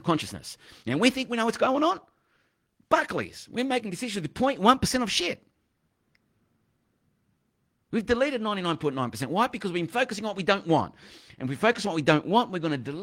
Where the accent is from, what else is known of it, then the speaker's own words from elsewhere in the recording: Delhi, India; I was younger. I'm growing up in Delhi